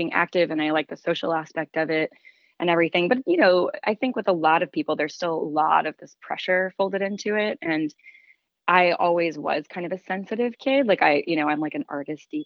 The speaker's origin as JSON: {"language": "English", "town": "Nashville", "region": "Tennessee", "country": "United States", "tie": "born or raised there", "said": "I grew up in Nashville, Tennessee"}